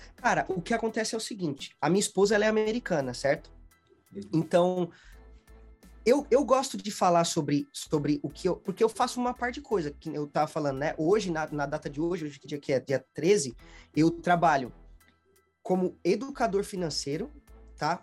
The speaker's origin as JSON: {"language": "Portuguese", "town": "Guarulhos", "region": "São Paulo", "country": "Brazil", "tie": "born or raised there", "moved": "as an adult", "lives_now": "Smithfield, Rhode Island, United States", "said": "a minha vida toda eu morei em Guarulhos. Eu sempre falo, tipo assim, eu sempre morei na mesma casa, na mesma casa, tipo 26 anos"}